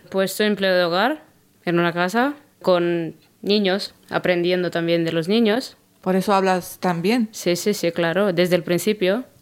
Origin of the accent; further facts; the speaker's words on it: Constanța, Constanța County, Romania; now in Spain; Yo soy eh … vengo de Constanza. El Danubio pasa por eh, mi pueblo, cerca